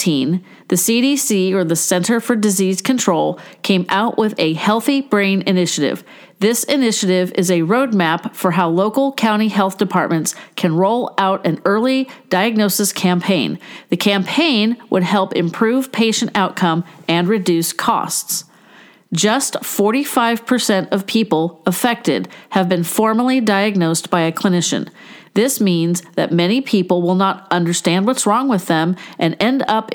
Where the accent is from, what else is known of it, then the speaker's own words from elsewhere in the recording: California, United States; my home state of California